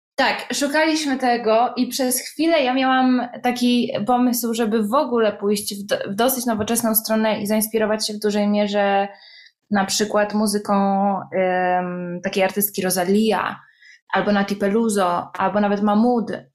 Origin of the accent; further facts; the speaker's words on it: Poland; accent: Polish; moved away as an adult; now in Italy; ja jestem z Polski